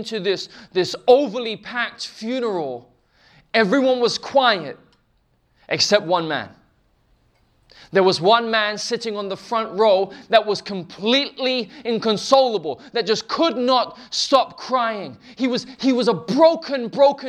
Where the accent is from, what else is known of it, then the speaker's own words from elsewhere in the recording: England, United Kingdom; We're from England, we do tea.